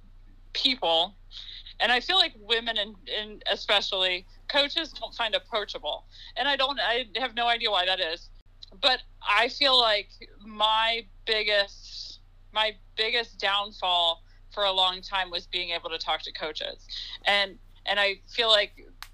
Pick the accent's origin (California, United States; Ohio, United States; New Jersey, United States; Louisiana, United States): Ohio, United States; I'm from Ohio, went to school in Ohio